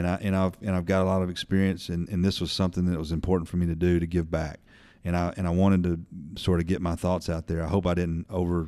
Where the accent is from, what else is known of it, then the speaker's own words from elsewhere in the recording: Birmingham, Alabama, United States; born there; I was born in Birmingham in the early 70s.